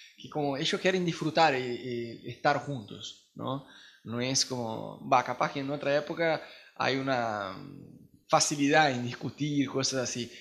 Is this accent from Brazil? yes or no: yes; Brazil; Spanish is a second language; now in Argentina; nosotros como brasileños